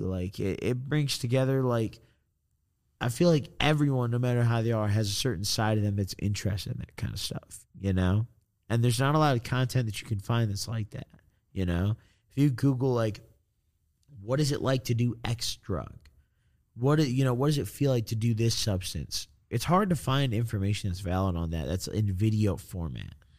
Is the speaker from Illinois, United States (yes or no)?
yes; Illinois, United States; I'm from Illinois.